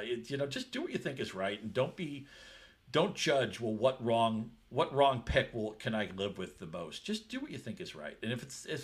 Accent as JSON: {"language": "English", "region": "New England", "country": "United States", "tie": "born or raised there", "said": "I grew up in New England."}